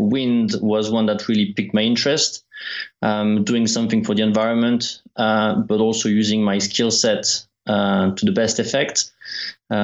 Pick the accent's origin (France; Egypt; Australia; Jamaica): France; moved away; also born or lived in Isle of Wight / Kent; being French, I worked for the Prost team